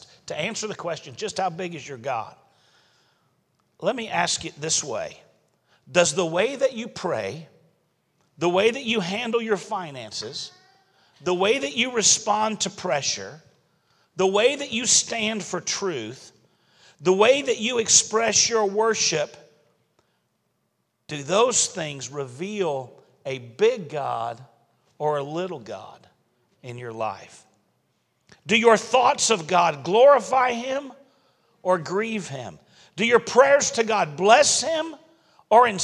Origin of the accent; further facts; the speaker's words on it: Alabama, United States; moved away; also born or lived in Florida; I'm originally from Alabama